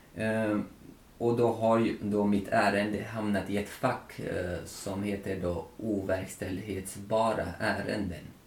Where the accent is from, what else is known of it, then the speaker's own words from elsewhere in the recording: Tajikistan; now in Sweden; Tadzjikistan där jag kommer ifrån